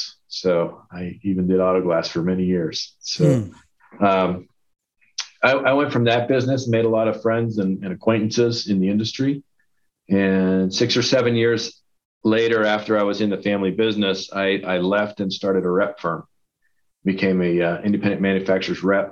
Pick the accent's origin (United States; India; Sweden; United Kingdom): United States; Salt Lake City, Utah; I work at Steel Encounters in Salt Lake City, Utah, and I'm also from Salt Lake City. So, I've been here most of my life